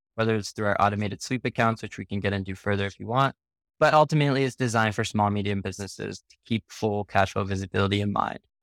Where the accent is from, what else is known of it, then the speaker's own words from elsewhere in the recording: Canada; I'm actually Canadian myself